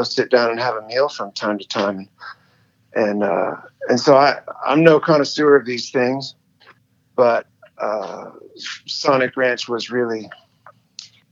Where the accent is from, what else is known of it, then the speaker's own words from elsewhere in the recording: Montana, United States; I'm born and raised in Montana